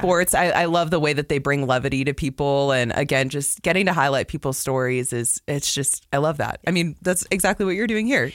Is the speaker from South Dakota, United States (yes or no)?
no; West Palm Beach, Florida, United States; moved away as an adult; now in Utah, United States; born and raised in West Palm Beach, Florida